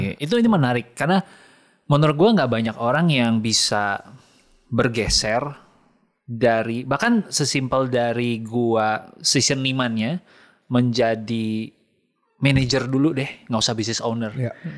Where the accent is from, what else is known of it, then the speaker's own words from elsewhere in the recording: Jakarta, Indonesia; sebagai orang Jakarta